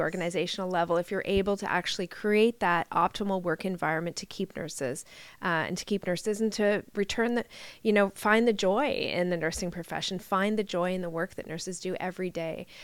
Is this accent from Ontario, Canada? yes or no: yes; Ontario, Canada; I'm a nurse from Ontario